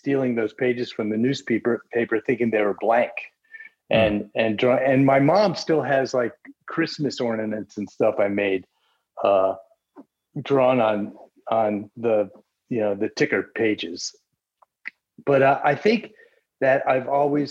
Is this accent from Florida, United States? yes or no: yes; Central Florida, United States; also born or lived in Midwest; I grew up in Central Florida. My parents moved from the Midwest when I was a toddler